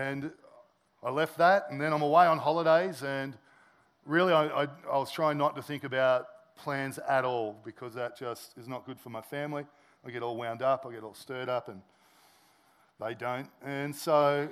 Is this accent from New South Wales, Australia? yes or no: yes; Sydney, New South Wales, Australia; moved away as an adult; I'm originally from Sydney.